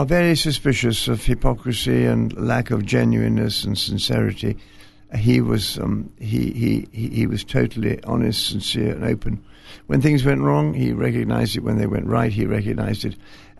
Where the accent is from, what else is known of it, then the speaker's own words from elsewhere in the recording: Scotland, United Kingdom; also born or lived in England; I was born and raised in Scotland, really. But my father was in the army, so we trailed about all over the world.